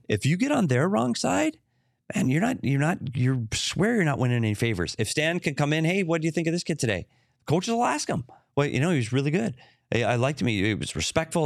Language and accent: English; Minnesota, United States; moved away; also born or lived in Arizona; I'm a Minnesotan